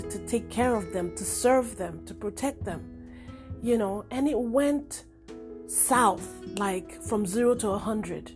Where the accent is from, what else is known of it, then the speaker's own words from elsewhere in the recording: Nigeria; now in United States; I am Nigerian, but I live in America